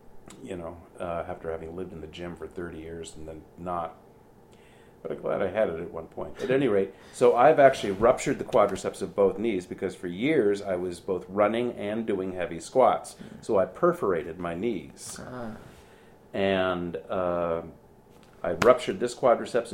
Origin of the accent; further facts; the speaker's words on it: Lake Forest, Illinois, United States; moved away as an adult; also born or lived in New York; Kathy and I grew up together here in Lake Forest